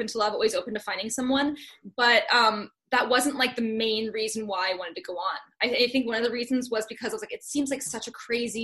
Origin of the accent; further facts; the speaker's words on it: Santa Clarita, California, United States; I'm from Santa Clarita. So it's a city, or it's a town, like right outside of Los Angeles. So kind of the suburbs of Los Angeles. So I've been a California girl like my whole life.